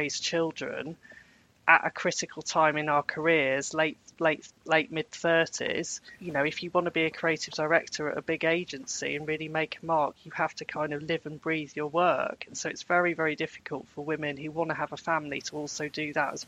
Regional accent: Birmingham, West Midlands, United Kingdom; I grew up in Birmingham in the 1980s and it was a cultural desert

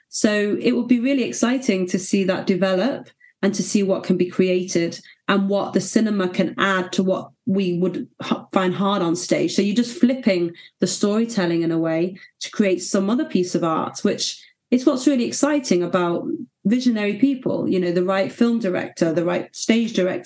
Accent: Manchester, North West England, United Kingdom; in Manchester. Beautiful. Which is very exciting. It's my hometown

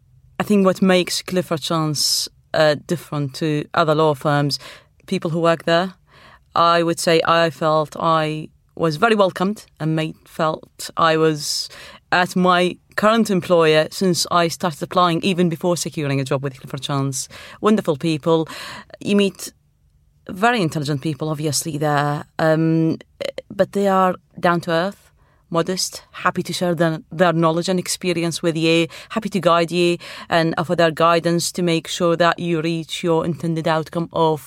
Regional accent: Iraq; now in United Kingdom; Well, I am originally from Iraq, and I have a law degree in Arabic.

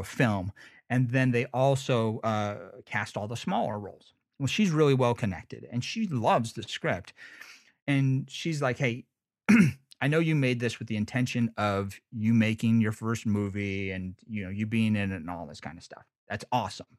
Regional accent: United States; I'm from Lake Tahoe

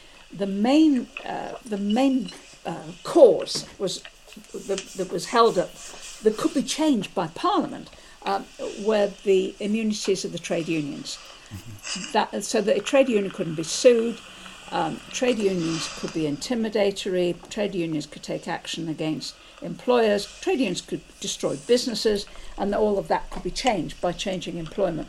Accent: Liverpool, North West England, United Kingdom; you're into some really very nice suburbs, which is really where I grew up

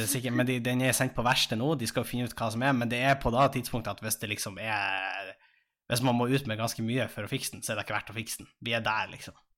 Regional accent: Tjongsfjord, Nordland, Norway; moved away as an adult; now in Tromsø, Norway; jeg satt jo hjemme i Tjongsfjord

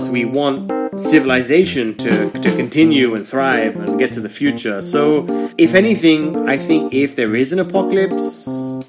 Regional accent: United Kingdom; Being British

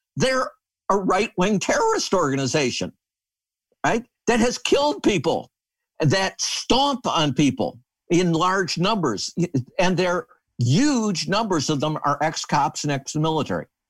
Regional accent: Michigan, United States; I grew up in Michigan

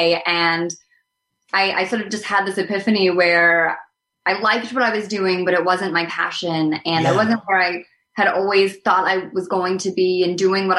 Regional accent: Connecticut, United States; I grew up in Connecticut

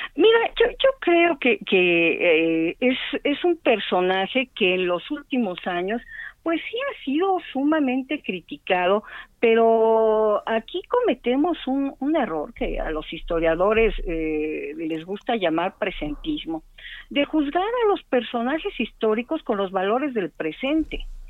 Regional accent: Mexico City, Mexico; los que somos de aquí de la Ciudad de México

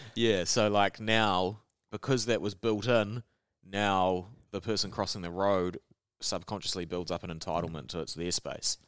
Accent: New Zealand; accent: Kiwi; They recognise my accent straight. I, I'd say hello, and they'd be like, "Oh, Kiwi."

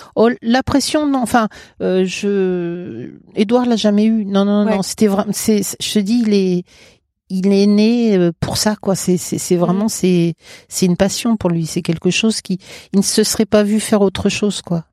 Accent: Paris, Île-de-France, France; also born or lived in Val-de-Marne; now in Mayenne, France; Moi, je suis parisienne. Je suis de à côté de la Bourse

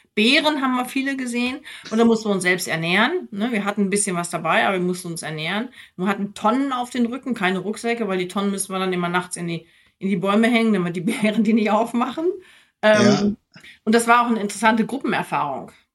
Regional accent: near Minden, North Rhine-Westphalia, Germany; now in Frankfurt, Germany; in meinem Ort, wo ich aufgewachsen bin, da bin ich auch gerne aufgewachsen

